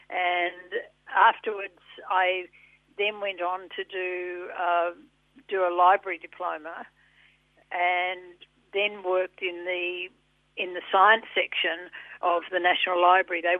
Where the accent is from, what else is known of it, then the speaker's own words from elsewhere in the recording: Sydney, New South Wales, Australia; born there; Oh yeah, yeah, I was born in Sydney.